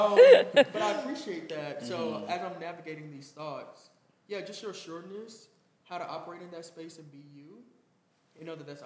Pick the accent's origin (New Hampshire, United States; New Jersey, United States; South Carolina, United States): South Carolina, United States; Dillon; from Dillon, South Carolina, the big city. And now I live in Rock Hill, work in Rock Hill.